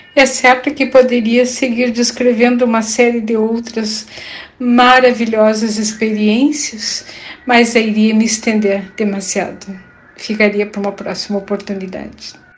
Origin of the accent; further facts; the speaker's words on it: Rio Pardo, Rio Grande do Sul, Brazil; moved away as an adult; also born or lived in Porto Alegre, Brazil; now in Puerto Rico; Sou natural de Rio Pardo, mas vivi grande parte da minha vida na capital gaúcha.